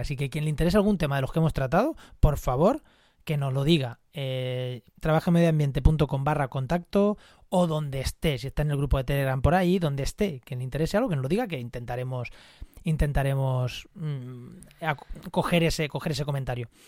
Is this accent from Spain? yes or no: yes; Munera, Castilla-La Mancha, Spain; en Munera, en Albacete, o, en, mi pueblo, Munera